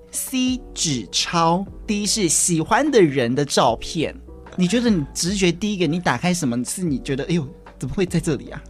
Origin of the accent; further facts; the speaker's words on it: Kaohsiung, Taiwan; 明明也是高雄的我